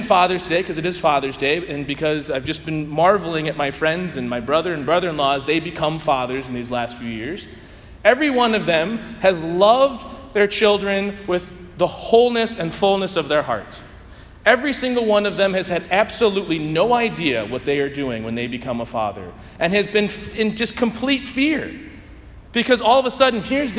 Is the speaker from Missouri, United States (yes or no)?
yes; St. Louis, Missouri, United States; I grew up playing it in St. Louis